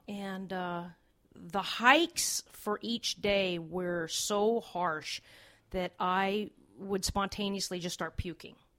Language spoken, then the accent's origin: English; Los Angeles, California, United States; I'm from Los Angeles. Uh, it's seventy degrees all the time